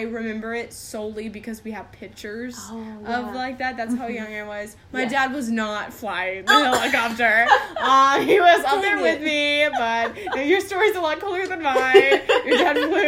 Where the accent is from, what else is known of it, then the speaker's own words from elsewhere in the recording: the South, United States; I'm from the South. Definitely Bible Belt